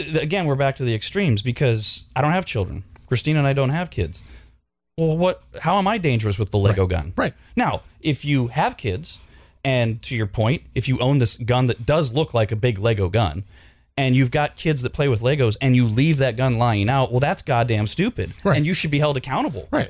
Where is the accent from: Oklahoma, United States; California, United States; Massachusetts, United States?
California, United States; I'm I'm basically from California, mm-hmm. right? Since I was three months old